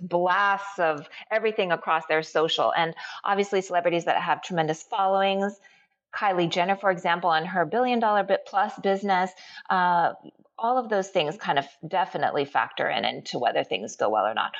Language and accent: English; United States; I'm Japanese American.